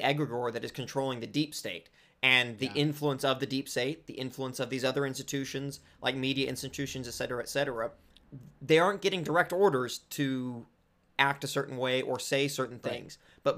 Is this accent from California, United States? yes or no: yes; California, United States; I said that like such a white person. I'm Southern Californian.